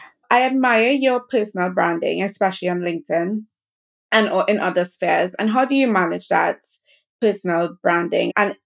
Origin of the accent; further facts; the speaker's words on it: Trinidad & Tobago; I'm very much Trinidadian.